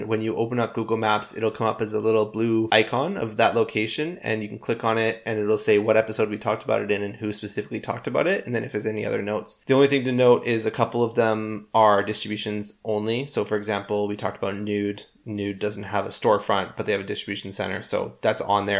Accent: Canada; we are Canadian

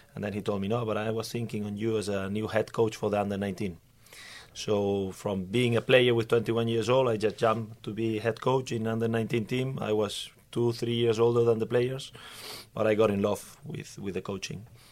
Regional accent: Barcelona, Catalonia, Spain; English is a second language; moved away as an adult; also born or lived in Norway / Denmark; now in Sweden; I come from Barcelona

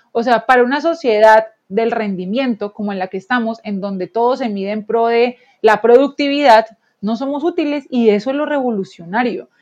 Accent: Colombia

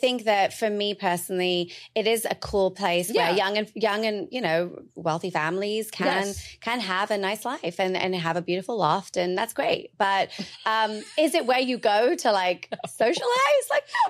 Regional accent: India; I mean, she's Israeli, I'm Indian.

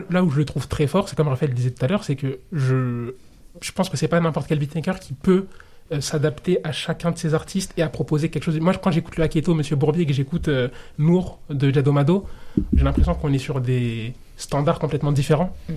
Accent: Comoros; je suis comorien

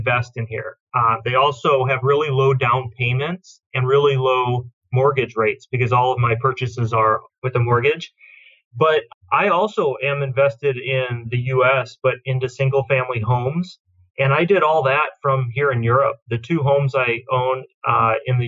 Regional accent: United States; moved away as an adult; I'm American

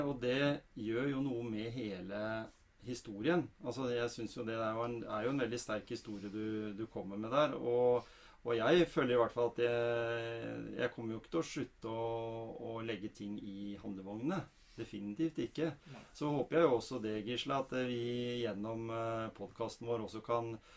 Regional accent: Norway; oss, da, vanlige fødte nordmenn

